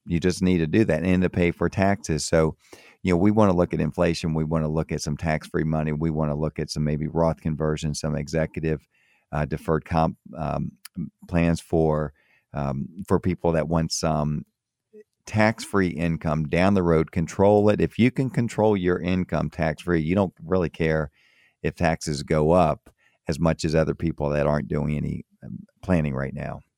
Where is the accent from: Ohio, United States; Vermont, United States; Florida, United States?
Florida, United States; moved away as an adult; also born or lived in Tampa, Florida / Miami, Florida / Maryland; I grew up in Florida, grew up in, um, in Tampa, and I grew up also in Miami